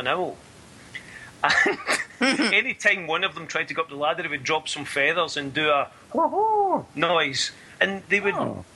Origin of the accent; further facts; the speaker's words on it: Scotland, United Kingdom; growing up in Scotland